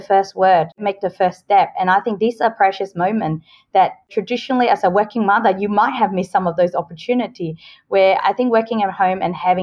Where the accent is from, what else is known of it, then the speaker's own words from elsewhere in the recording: Australia; moved away as an adult; also born or lived in Hong Kong; now in Singapore; I was born in Hong Kong, but I moved to Australia and grew up there since I was 10 years old.